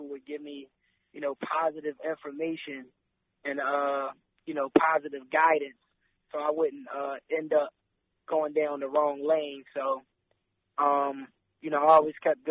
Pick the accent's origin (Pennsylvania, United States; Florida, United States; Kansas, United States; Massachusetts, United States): Pennsylvania, United States; Philadelphia; also born or lived in Kentucky / Delaware; I was born and raised in Philadelphia, but I also lived in Kentucky for a bit, and also Delaware at a young age